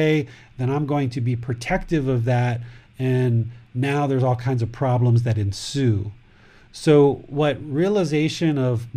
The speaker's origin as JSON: {"language": "English", "country": "United States", "moved": "yes", "lives_now": "Thailand", "said": "I'm American, male, 46 years old, with a wife, with a son, who lives in Thailand"}